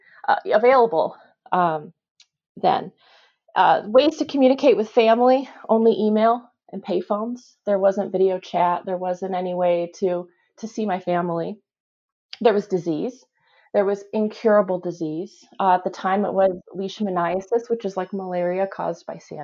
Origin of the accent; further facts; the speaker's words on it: near Michigan State, United States; I grew up near Michigan State